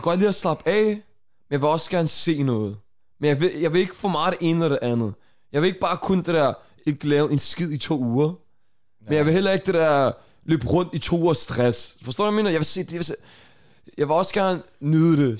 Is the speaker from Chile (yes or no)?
no; Denmark; vi er fra Danmark